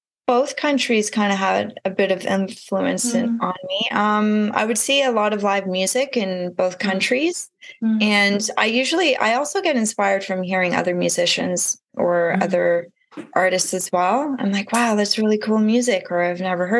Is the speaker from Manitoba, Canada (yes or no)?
no; Ottawa, Ontario, Canada; moved away as an adult; also born or lived in Toronto, Canada / Australia; I grew up in Ottawa, Ontario